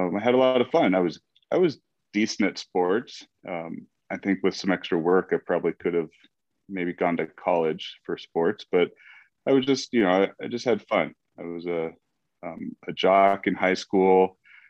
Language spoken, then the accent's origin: English; Phoenix, Arizona, United States; I was born and raised in Phoenix, Arizona